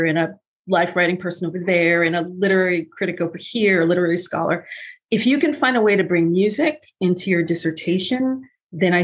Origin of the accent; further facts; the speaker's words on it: New York City, New York, United States; moved away as an adult; also born or lived in Los Angeles; I was born and raised in Brooklyn